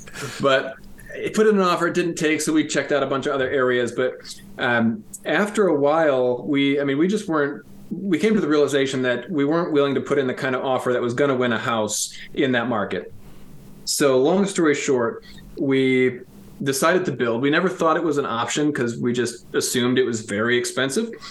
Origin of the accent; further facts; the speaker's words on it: around Ann Arbor, Southeast Michigan, United States; moved away as an adult; also born or lived in Grand Rapids area, Michigan; now in Rockford, United States; Both of us grew up in Southeast Michigan